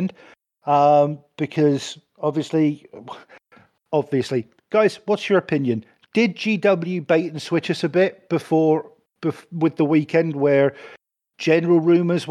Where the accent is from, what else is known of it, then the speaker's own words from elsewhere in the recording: United Kingdom; I'm British